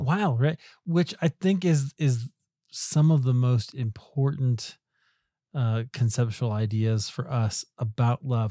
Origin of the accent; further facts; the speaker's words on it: United States; as American evangelicals